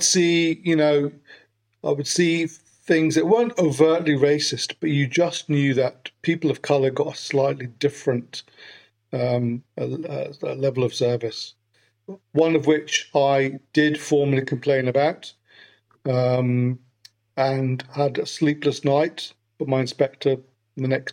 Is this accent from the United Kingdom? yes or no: yes; Glasgow, Scotland, United Kingdom; accent: Birmingham; moved away; also born or lived in London; As your listeners can probably tell from my Birmingham accent, I'm actually from Glasgow initially.